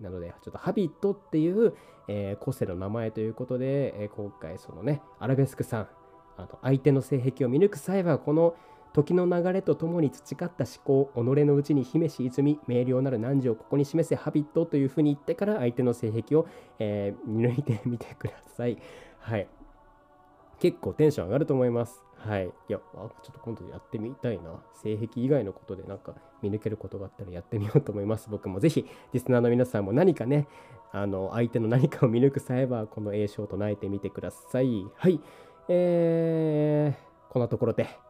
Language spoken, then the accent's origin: Japanese; Niigata, Japan; now in Kanto, Japan; 関東から新潟に帰る